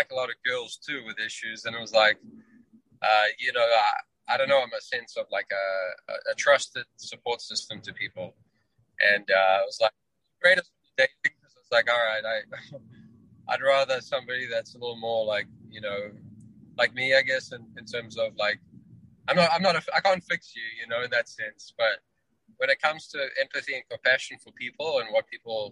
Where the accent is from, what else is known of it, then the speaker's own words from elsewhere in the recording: New Zealand; moved away as an adult; also born or lived in Johannesburg, South Africa; now in United States; I'm originally from South Africa, Johannesburg, South Africa, where I was born. Grew up in New Zealand, where I spent a good third of my life, and then moved to the US